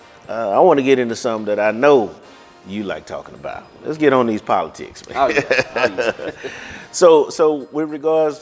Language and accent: English; East Texas, United States; growing up in East Texas, a churchgoer, 3 to 5 times a week.